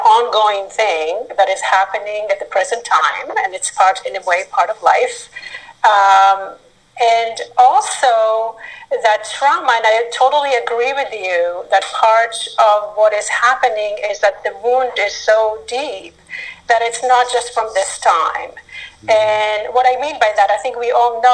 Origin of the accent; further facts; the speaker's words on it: Northern Israel, Israel; moved away; I grew up in a small community in northern Israel